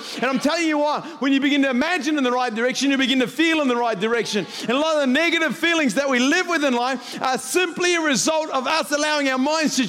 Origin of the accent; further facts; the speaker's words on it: Christchurch, Canterbury, New Zealand; I'm from Christchurch. I'm still happy about the All Blacks.